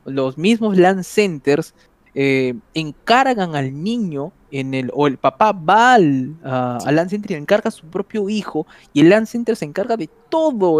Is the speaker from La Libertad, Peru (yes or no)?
yes; Trujillo, La Libertad, Peru; moved away; soy de Trujillo